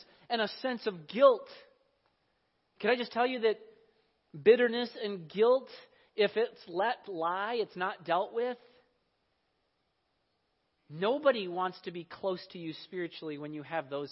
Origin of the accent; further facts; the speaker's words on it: Iowa, United States; I grew up in Iowa. I remember the drought of 1988. This was the summer before my 11th grade year of high school